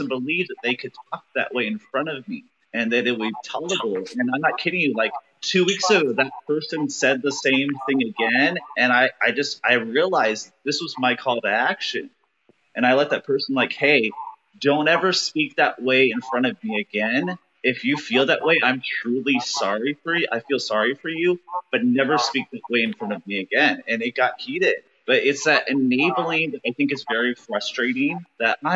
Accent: United States; being a gay man growing up in America

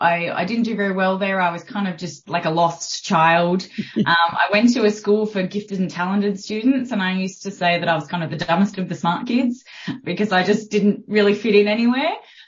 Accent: Port Stephens, New South Wales, Australia; also born or lived in Sydney / Brisbane / Newcastle; So I was born in Sydney. And we, as a family, we moved up to Brisbane and then back to Port Stephens. So I kind of went to a couple of different schools and then lived in Newcastle, did my undergraduate at Newcastle University.

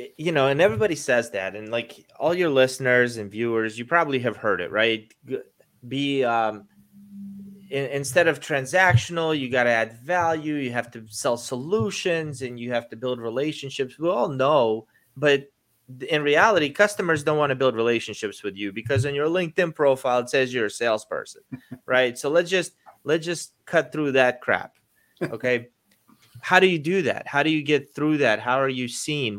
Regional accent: Baltimore, Maryland, United States; moved away as an adult; now in Florida, United States; growing up in Baltimore, I'm a Baltimore Ravens fan

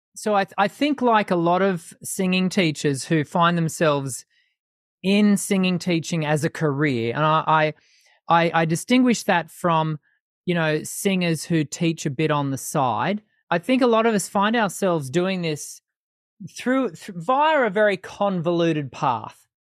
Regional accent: Sydney, New South Wales, Australia; moved away as an adult; now in Brisbane, Australia; I was born in Sydney, but have spent mo-, the majority of my adult life here in Brisbane in Queensland.

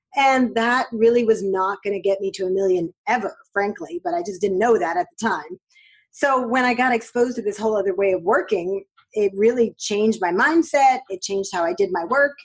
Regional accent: New York City, New York, United States; I grew up in New York

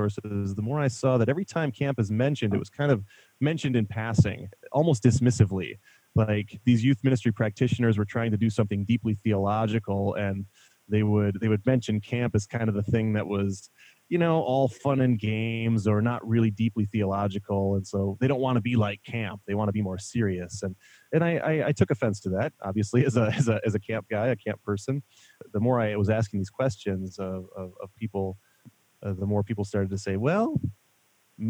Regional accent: La Crosse, Wisconsin, United States; I grew up in La Crosse, Wisconsin, so Sugar Creek was our local camp

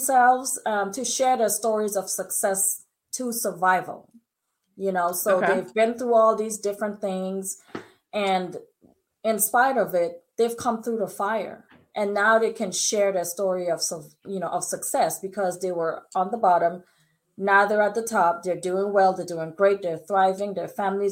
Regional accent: British Virgin Islands; I'm from the Virgin Islands. And so my parents are strict British people.

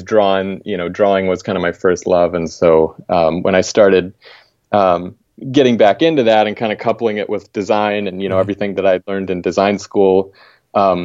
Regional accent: Pryor, Oklahoma, United States; moved away as an adult; also born or lived in Tulsa, Oklahoma / East Coast; now in Edmonds, United States; I actually grew up in Oklahoma, a small town called Pryor. I was born in Tulsa, so basically kind of grew up in that general area

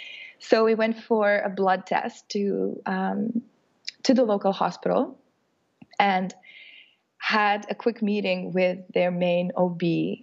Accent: Canada; moved away as an adult; now in Dominican Republic; Rob and I have lived here for 6 years. We came here from Canada and we're wedding photographers here.

